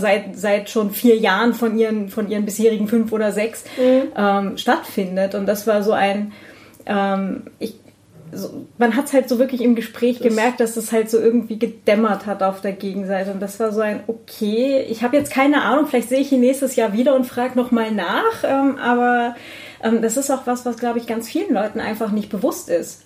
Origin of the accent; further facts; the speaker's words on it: Northern Germany, Germany; was ich für eine freie Kindheit hatte. Ja, irgendwo so in Norddeutschland am Land